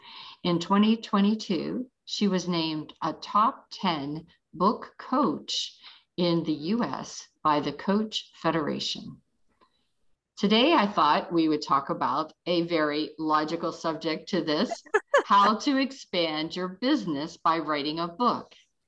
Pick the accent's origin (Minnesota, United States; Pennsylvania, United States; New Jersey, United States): Pennsylvania, United States; Pittsburgh; moved away; I migrated from Pittsburgh, and I never did have the accent, but now I've been here longer than there